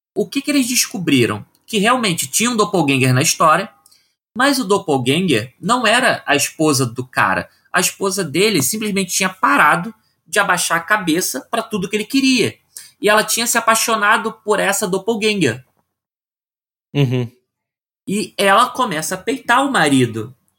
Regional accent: Rio de Janeiro, Brazil; now in São Paulo, Brazil; eu sou do Rio de Janeiro e moro em São Paulo.

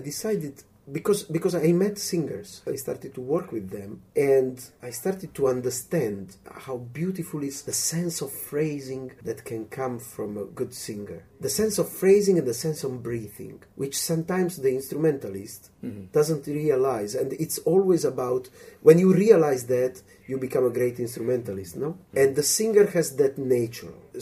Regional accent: Italy; as soon as I went to the primary school in my hometown

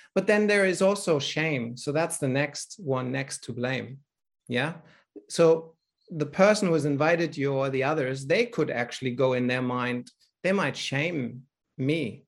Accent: Berlin, Germany; accent: German; English is a second language; now in Australia; I'm born in Europe in Berlin. In fact, actually, I was born behind the Iron Curtain.

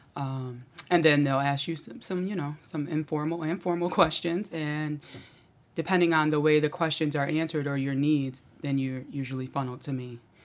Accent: Auburn, New York, United States; now in Syracuse, United States; I grew up in Auburn, but I live in Syracuse

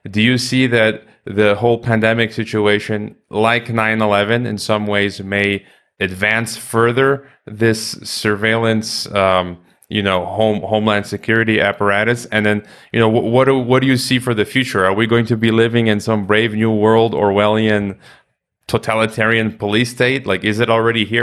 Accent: Chicago, Illinois, United States; I'm from Chicago, so this black site was not far from uh, you know where I where I grew up.

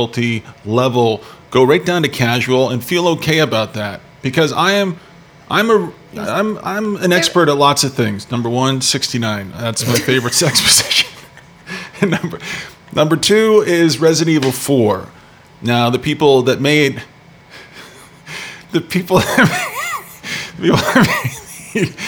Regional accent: United States; now in Canada; me as an American

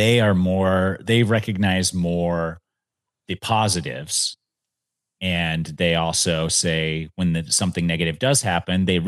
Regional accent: Mesa, Arizona, United States; my hometown of Mesa, Arizona

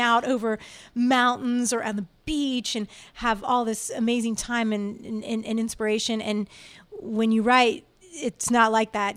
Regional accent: Virginia, United States; moved away as an adult; now in Nashville, United States; I grew up in the Washington, D C area, uh, actually in Virginia

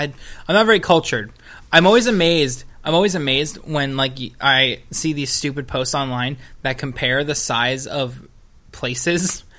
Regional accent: New Jersey, United States; growing up in North Jersey where I did

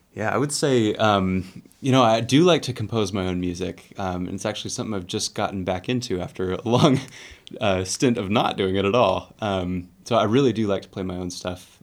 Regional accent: Bellingham, Washington, United States; moved away; my hometown of Bellingham, Washington

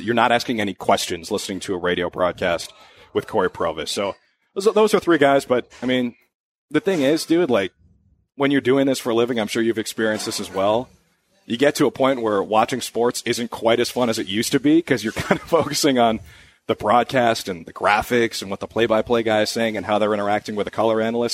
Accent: Minnesota, United States; growing up in Minnesota

